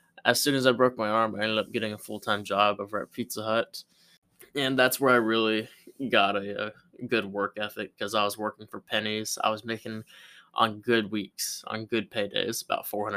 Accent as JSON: {"language": "English", "town": "Pensacola", "region": "Florida", "country": "United States", "tie": "born or raised there", "said": "I was born in Pensacola, Florida, by two loving parents"}